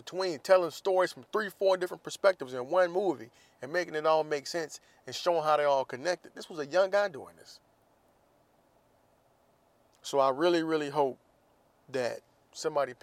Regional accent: Jacksonville, Florida, United States; moved away; my hometown, Jacksonville, Florida

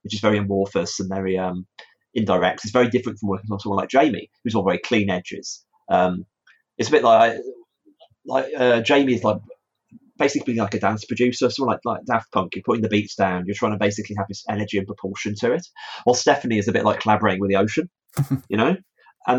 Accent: Stafford, West Midlands, United Kingdom; my hometown of Stafford

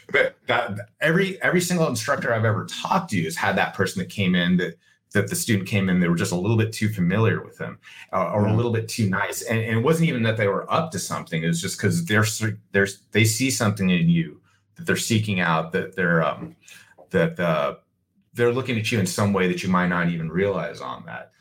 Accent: United States; I'm an American

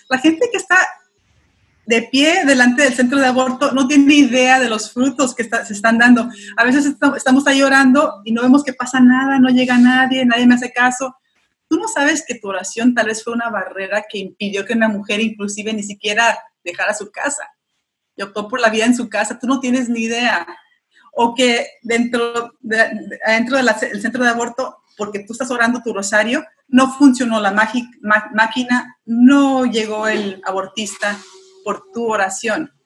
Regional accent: United States; Spanish is a second language; hablando en público en español, porque no es mi primer, idioma, yo ah, soy estadounidense, mi madre es mexicana

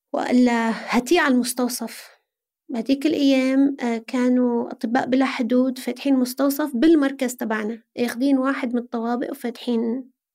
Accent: Aleppo, Aleppo Governorate, Syria; moved away as an adult; now in Lebanon; أنا من حلب

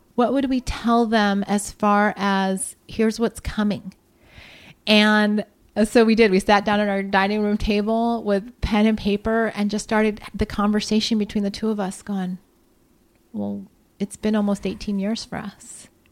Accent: Columbus, Ohio, United States; born or raised there; moved away

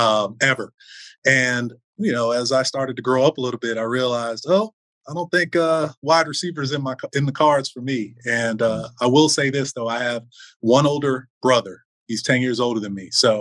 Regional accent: Fort Lauderdale, Florida, United States; I grew up in South Florida. I grew up in Fort Lauderdale

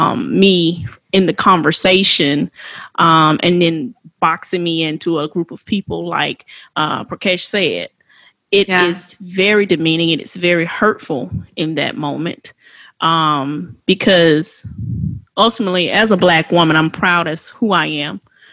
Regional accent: West Palm Beach, Florida, United States; I was born in America. I was born in West Palm Beach, Florida at St. Mary's Hospital.

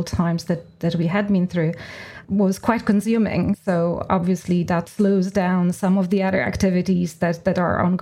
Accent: Poland; moved away as an adult; now in Ireland; I grew up in Poland. I'm Polish by background.

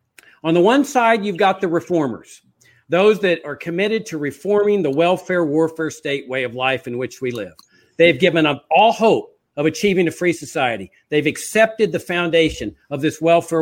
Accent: Laredo, Texas, United States; I grew up on a farm on the Rio Grande in the South Texas, near Laredo, Texas

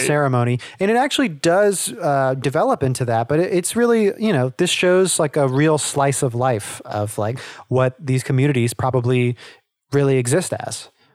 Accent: the South, United States; I grew up in the South, and so there's, you know, quote unquote, redneck, uh, is sort of the culture down here.

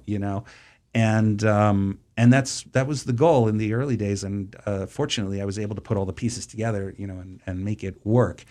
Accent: Boston, Massachusetts, United States; I grew up in Boston, or the suburbs of Boston

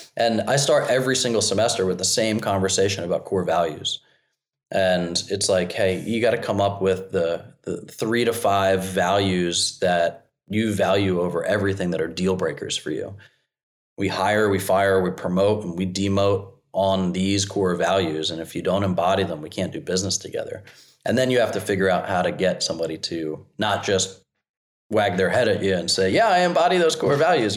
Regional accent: New Jersey, United States; now in South Carolina, United States; I'm from Jersey. I landed in South Carolina

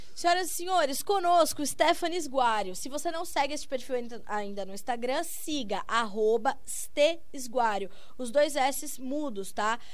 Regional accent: São Paulo, Brazil; Eu também sou de São Paulo

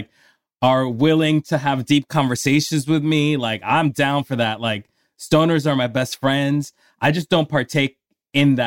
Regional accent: Colombia; moved away; I grew up in Colombia

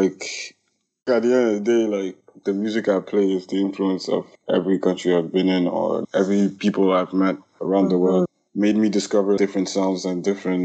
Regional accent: Ethiopia; moved away as an adult; also born or lived in Burundi; now in Toronto, Canada; I was born in Burundi. I grew up in Ethiopia and now I live in Toronto.

